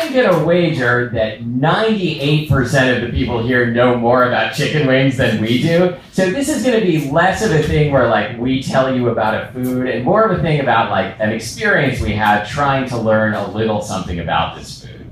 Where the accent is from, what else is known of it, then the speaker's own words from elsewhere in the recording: Portland, Oregon, United States; now in Seattle, United States; I grew up in Portland. We studied volcanoes in geology, in like you know eighth grade science